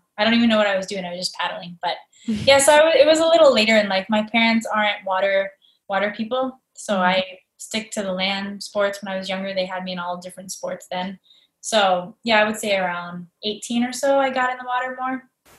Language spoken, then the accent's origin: English; Florida, United States; growing up in Florida, you'd think I would have fell in love with the water sooner